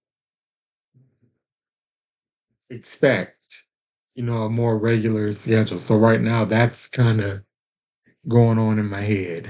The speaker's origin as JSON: {"language": "English", "region": "Louisiana", "country": "United States", "tie": "born or raised there", "also_born_or_lived": "Tyler, Texas", "moved": "as an adult", "said": "I do come from the state of Louisiana. That's where I was born and raised"}